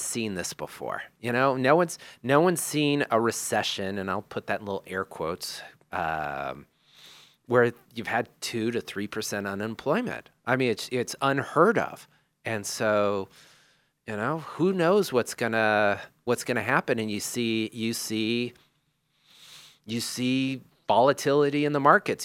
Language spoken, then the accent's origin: English; Makaha, Hawaii, United States; we grew up in Makaha in Onawahu, which is a hardcore surfing beach.